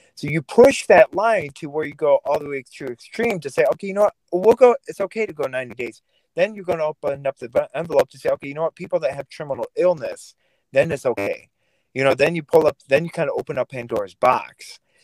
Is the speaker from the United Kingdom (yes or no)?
no; Vladikavkaz, North Ossetia–Alania, Russia; now in United States; I was born in Russia, Vladikavkaz, Russia